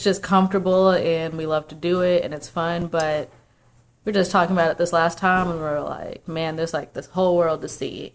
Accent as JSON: {"language": "English", "area": "right outside New Orleans", "region": "Louisiana", "country": "United States", "tie": "born or raised there", "said": "I grew up right outside New Orleans, like an hour away."}